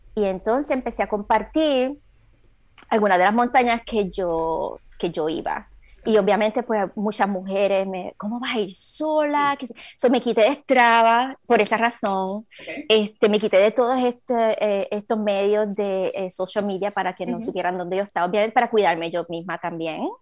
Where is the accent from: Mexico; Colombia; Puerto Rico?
Puerto Rico; Aguas Buenas; moved away as an adult; now in Orange County, United States; soy puertorriqueña, obviamente, la tengo la sangre por todos lados. de puertorriqueño lo llevo en todos lados. Este, nací, me crié en el, en el barrio de Babuera, Puerto Rico